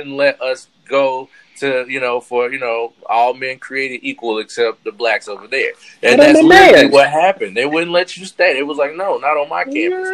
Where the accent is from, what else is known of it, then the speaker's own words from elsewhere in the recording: North Carolina, United States; I'm from North Carolina